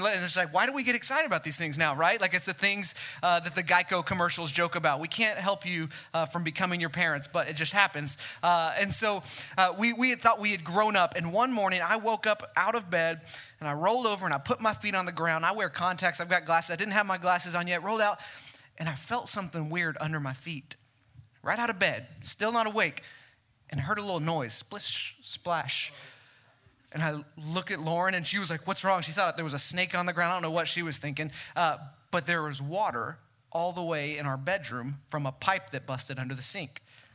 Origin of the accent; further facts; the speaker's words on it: Mesquite, Texas, United States; born and raised in Mesquite